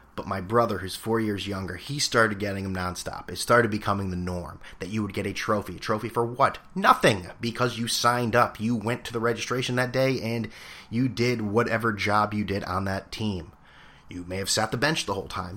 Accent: Northeast, United States; being an American or if that's just being someone who's grown up in the Northeast

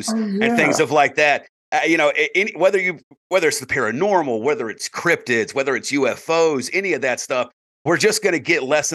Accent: South Carolina, United States; as a South Carolina boy myself

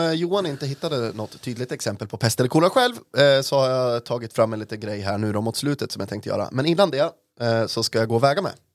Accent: Norrland, Sweden; jag är en norrlänning

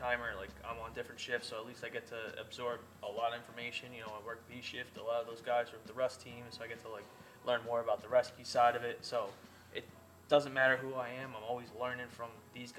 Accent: Cedar Grove, New Jersey, United States; I'm up from North Jersey

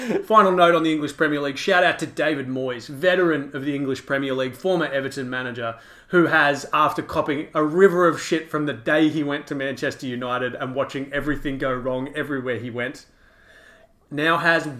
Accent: Queensland, Australia; I'm Queenslander.

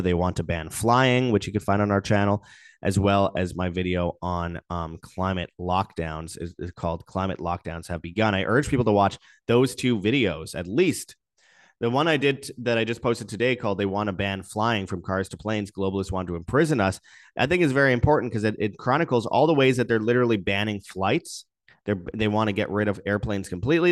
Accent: Winnipeg, Manitoba, Canada; my hometown of Winnipeg

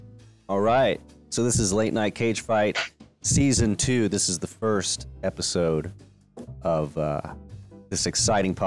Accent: Ohio, United States; we're all from Ohio, even if we're not all in Ohio.

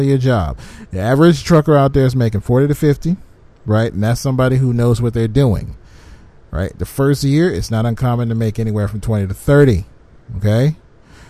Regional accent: Michigan, United States; my home state of Michigan

